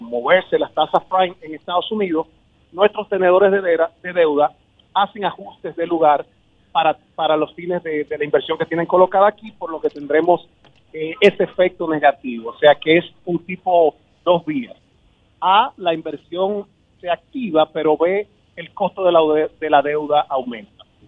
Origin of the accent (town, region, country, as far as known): Dominican Republic